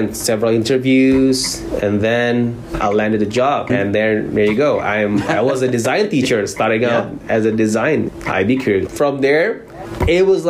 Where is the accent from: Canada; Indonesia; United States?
Indonesia; Jakarta; moved away as an adult; now in South Korea; I'm from Jakarta, Indonesia, and currently I teach design